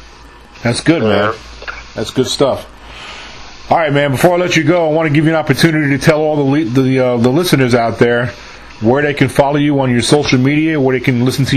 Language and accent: English; New York, United States; moved away; I'm from New York too, originally